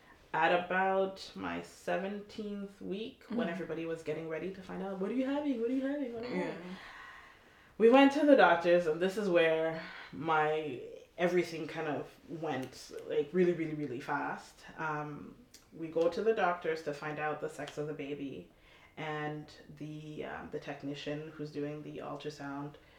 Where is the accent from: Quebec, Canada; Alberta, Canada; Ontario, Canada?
Ontario, Canada; Toronto; also born or lived in Montreal; moved to Toronto when I was about 12